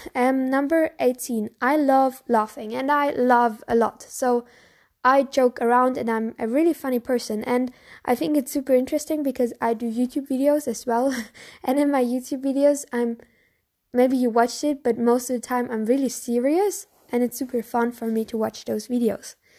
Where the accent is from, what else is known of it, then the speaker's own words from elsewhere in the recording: Bavaria, Germany; English is a second language; I'm from Bavaria. So Bavaria is in Germany.